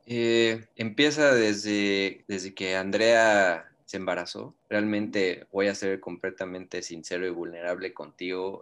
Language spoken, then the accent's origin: Spanish; Mexico; Yo vivo, nosotros somos de México